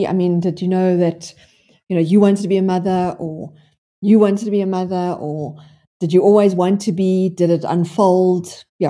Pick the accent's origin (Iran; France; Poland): France; I am from France